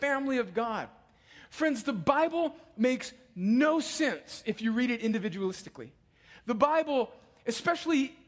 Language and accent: English; United States